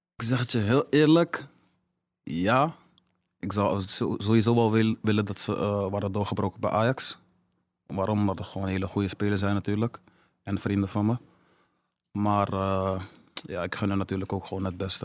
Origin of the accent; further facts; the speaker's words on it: Amsterdam, North Holland, Netherlands; in de staatsledenbeurt deze tijd. En ja, laat dat nou net zijn waar ik vandaan kom.